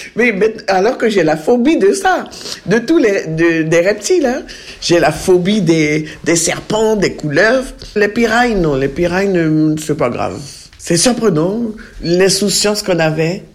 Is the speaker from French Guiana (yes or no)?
yes; Mana, French Guiana; moved away as an adult; also born or lived in Cayenne, French Guiana / Paris, France; now in Pont-Sainte-Maxence, France; je suis de Mana